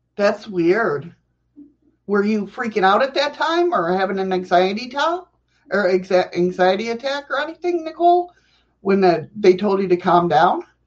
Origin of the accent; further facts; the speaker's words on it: New York, United States; I'm a New Yorker